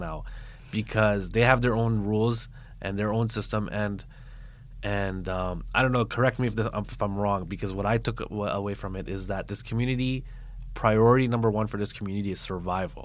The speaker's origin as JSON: {"language": "English", "country": "Canada", "tie": "born or raised there", "said": "I grew up in Canada."}